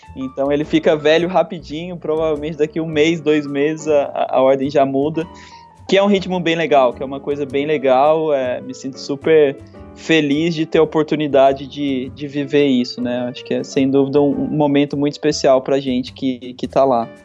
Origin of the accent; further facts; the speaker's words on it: Aparecida, São Paulo, Brazil; moved away as an adult; also born or lived in Florianópolis; eu sou do interior de São Paulo, né? Minha, minha, sou de uma cidade que vive basicamente em função do comércio, que é Aparecida do Norte, então é, fui, fui, criado lá